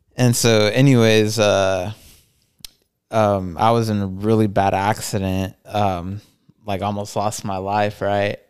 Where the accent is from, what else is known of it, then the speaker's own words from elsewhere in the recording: El Paso, Texas, United States; we're both from El Paso